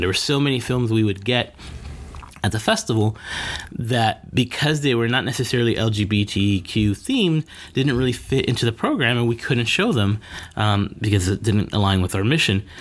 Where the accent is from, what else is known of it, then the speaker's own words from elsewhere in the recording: Miami Gardens, Florida, United States; I am a Miami native, born and raised. I grew up in Miami Gardens